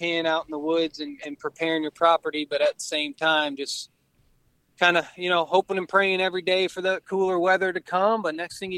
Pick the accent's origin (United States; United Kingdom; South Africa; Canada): United States; outside of Detroit, Michigan; I grew up outside of Detroit, in a suburb town out there